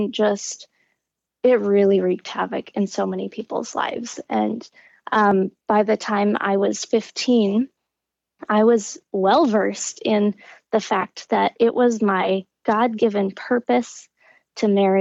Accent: Midwest, United States; I grew up in the Midwest

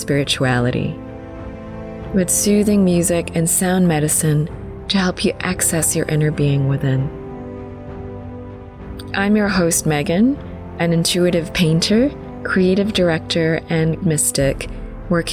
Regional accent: New Zealand; also born or lived in Philippines; As a Filipino Kiwi

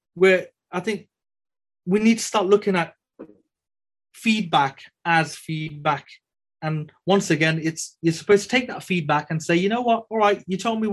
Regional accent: Birmingham, West Midlands, United Kingdom; I'm a Brummie born and bred

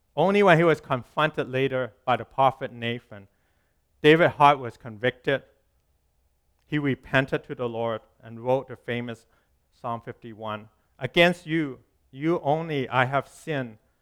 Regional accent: Hong Kong; moved away; When I was growing up in Hong Kong, when I was little

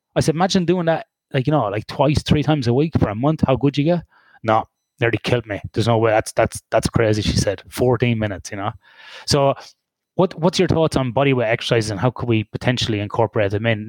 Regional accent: Ireland; in a recreational sports centre in Ireland, in my hometown.

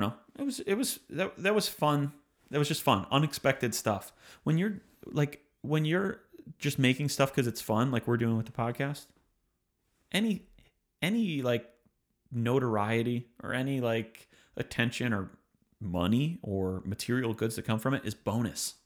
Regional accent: Michigan, United States; growing up in Michigan

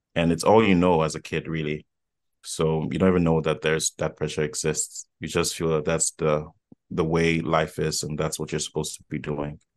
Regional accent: Accra, Greater Accra, Ghana; was born and raised in Accra, Ghana.

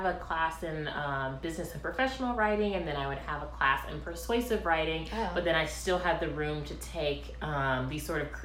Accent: Byron, Georgia, United States; also born or lived in Valdosta, Georgia; now in Savannah, United States; I was born in Middle Georgia, a tiny town named Byron that folks have usually not heard

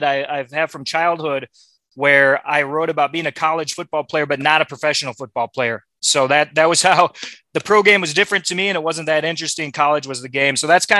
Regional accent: Minneapolis, Minnesota, United States; moved away as an adult; also born or lived in Iowa City, Iowa / Los Angeles, California; I was born in Iowa City. I grew up in Minneapolis, another college town, a suburb of Minneapolis.

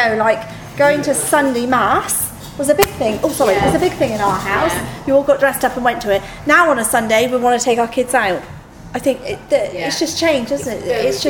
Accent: Ireland; I'm Irish, love.

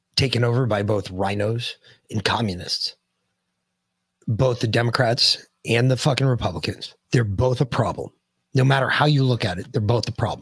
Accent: United States; as the American people

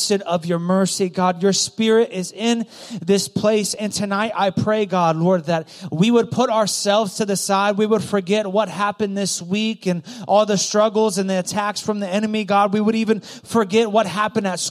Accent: Goshen, Ohio, United States; also born or lived in Loveland; Loveland's kind of bougie from where I grew up. I grew up next to Loveland. Okay, Goshen.

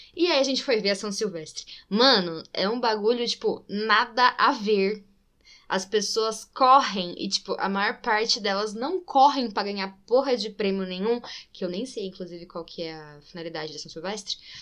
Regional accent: interior of São Paulo, Brazil; accent: interior (caipira R); also born or lived in Itatiba / Limeira; minha família é de Itatiba. E é por isso que eu falo. Eu morei em Limeira um tempo também, então é por isso que eu falo interior tá? Eu puxo o R um pouquinho às vezes, é, é por causa da minha vivência interior.

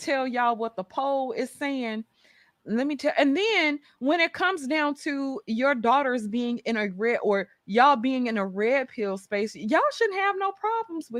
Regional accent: Mississippi, United States; I'm from Mississippi

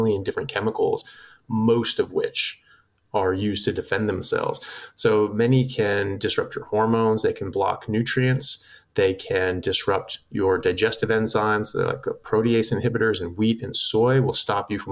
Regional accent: United States; moved away as an adult; now in Australia; I'm an American medical doctor. I am a neurosurgical resident, and I currently practice in Australia

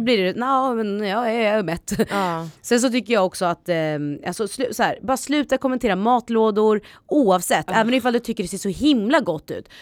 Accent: Östergötland, Sweden; accent: östgötska; min östgötska

